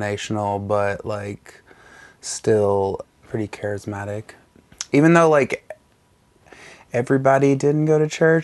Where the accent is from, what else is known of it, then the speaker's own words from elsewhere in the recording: North Alabama, United States; I grew up in North Alabama in a tiny town